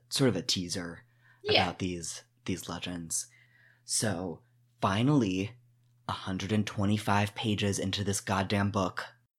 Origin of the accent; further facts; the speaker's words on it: Northeast, United States; I'm from the Northeast. We don't have reservations.